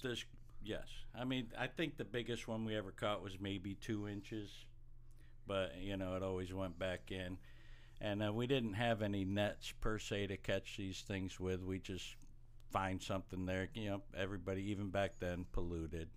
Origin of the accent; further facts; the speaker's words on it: Watkins Glen, New York, United States; moved away; we grew up in Watkins Glen, New York.